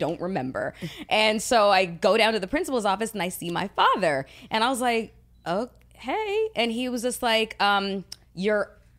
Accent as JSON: {"language": "English", "town": "Toronto", "region": "Ontario", "country": "Canada", "tie": "born or raised there", "said": "I was born and raised in Toronto"}